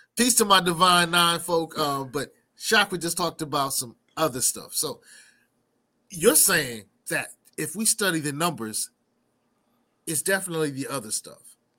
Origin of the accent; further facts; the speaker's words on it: New York City, New York, United States; I'm from Brooklyn